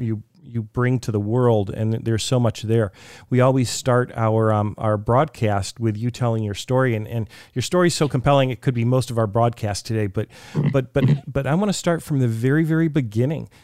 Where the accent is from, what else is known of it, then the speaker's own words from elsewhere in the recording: Detroit, Michigan, United States; I'm originally from Detroit.